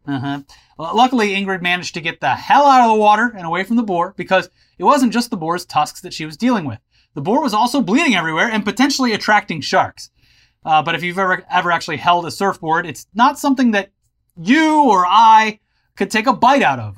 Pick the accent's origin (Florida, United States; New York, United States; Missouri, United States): Florida, United States; growing up in Florida